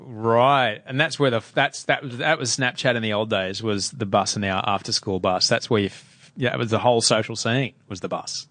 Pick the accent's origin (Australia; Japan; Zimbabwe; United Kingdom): Australia; Brisbane, Queensland; also born or lived in Adelaide; when we first moved to Brisbane when we were kids, from Adelaide